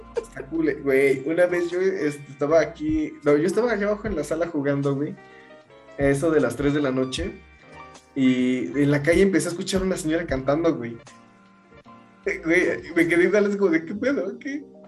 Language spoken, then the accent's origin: Spanish; Mexico; yo soy mexicano